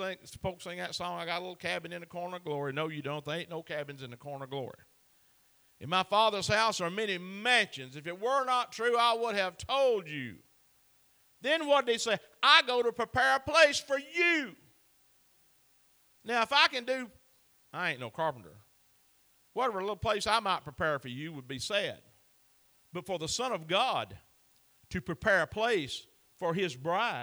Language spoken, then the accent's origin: English; Chattooga County, Georgia, United States; I am born and raised in Chattanooga County